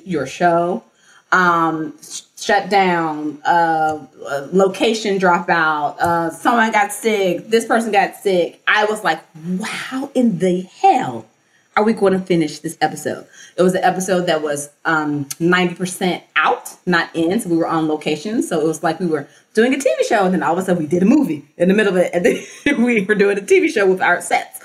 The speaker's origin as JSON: {"language": "English", "town": "Memphis", "region": "Tennessee", "country": "United States", "tie": "born or raised there", "said": "Memphis, which is my hometown"}